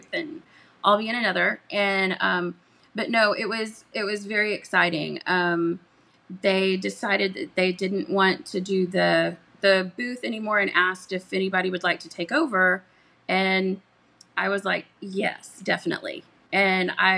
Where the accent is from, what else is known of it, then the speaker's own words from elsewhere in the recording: Katy, Texas, United States; I'm from Katy originally. So I'm a Katy girl